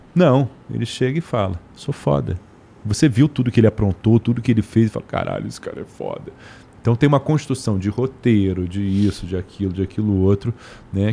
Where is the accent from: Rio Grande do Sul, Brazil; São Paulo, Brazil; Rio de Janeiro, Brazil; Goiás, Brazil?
Rio de Janeiro, Brazil; also born or lived in Brasília / Washington, United States / Lisbon, Portugal; vim para o Rio, fiquei no Rio pro resto da vida. Então me considero um carioca